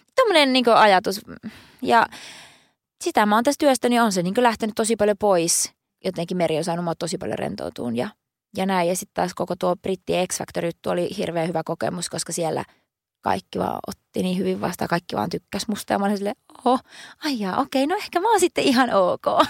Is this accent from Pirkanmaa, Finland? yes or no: no; Oulunsalo, North Ostrobothnia, Finland; moved away; mä oon Pohjois-Suomesta